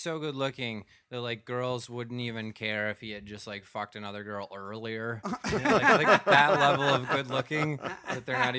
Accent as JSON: {"language": "English", "country": "United States", "also_born_or_lived": "Minnesota / Wisconsin", "moved": "as an adult", "lives_now": "New York City, United States", "said": "I'm from Minnesota. I'm from Wisconsin."}